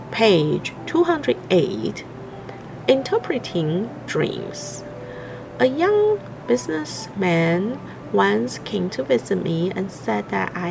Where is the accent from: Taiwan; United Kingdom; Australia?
Taiwan; Hualien, Hualien County; Hello everyone … I'm from Hualien, Taiwan.